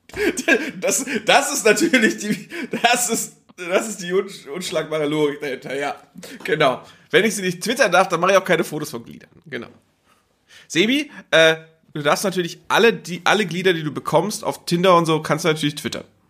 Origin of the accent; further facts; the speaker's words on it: Geesthacht, Schleswig-Holstein, Germany; in Geestacht, wo ich herkomme